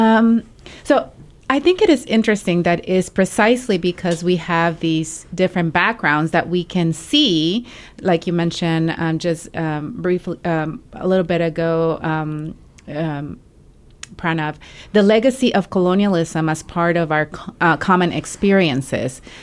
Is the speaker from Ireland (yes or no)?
no; Mexico; English is a second language; moved away; I am an immigrant from Mexico, um, and also a non-native English speaker.